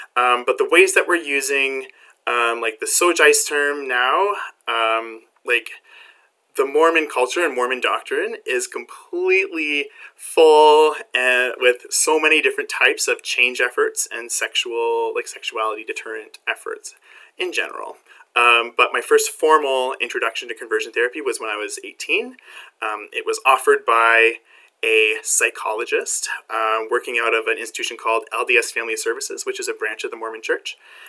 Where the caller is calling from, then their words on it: Barrie, Ontario, Canada; I am coming from Barrie, Ontario, Canada, which is just north of Toronto.